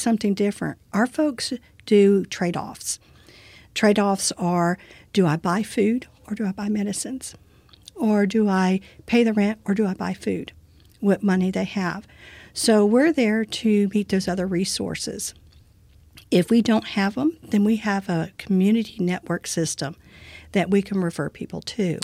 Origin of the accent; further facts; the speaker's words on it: Brazoria County, Texas, United States; I've lived in this community all my life